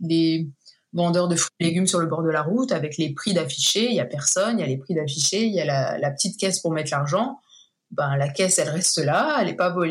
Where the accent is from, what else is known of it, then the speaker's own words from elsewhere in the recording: Midwest, United States; un petit peu euh, aussi ben, par chez moi dans le Midwest.